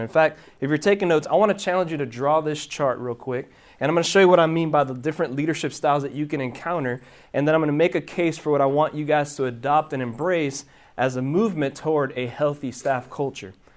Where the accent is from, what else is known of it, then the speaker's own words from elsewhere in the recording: Miami, Florida, United States; moved away as an adult; now in Hendersonville, United States; originally, I'm from Miami, Florida. Um, child of Cuban immigrants. My parents were born in Cuba. I was born in Miami, Florida.